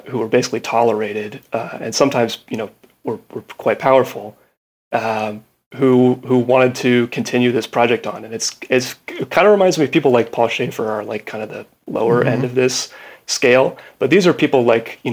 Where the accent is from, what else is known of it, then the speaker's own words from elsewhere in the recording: United States; I'm an American